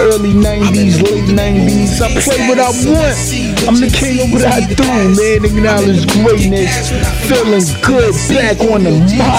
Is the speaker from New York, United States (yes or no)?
yes; New York City, New York, United States; I'm from Brooklyn